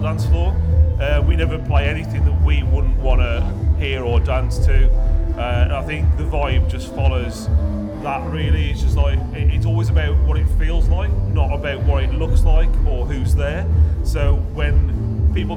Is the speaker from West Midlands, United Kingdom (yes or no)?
yes; Tipton, West Midlands, United Kingdom; I'm originally from Tipton